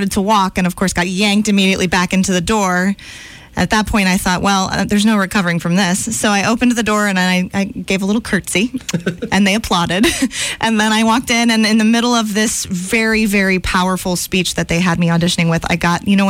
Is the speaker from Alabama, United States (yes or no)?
yes; Montgomery, Alabama, United States; now in New York, United States; And being, you know, growing up in Montgomery, Alabama, it's a rough transition